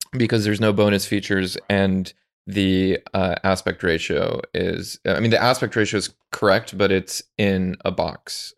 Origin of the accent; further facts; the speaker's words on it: Chicago, Illinois, United States; we grew up in the era of the Bulls. I, I'm from Chicago